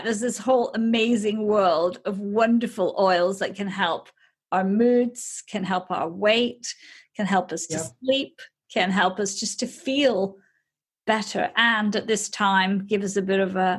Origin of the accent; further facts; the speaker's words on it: Australia; Being an Australian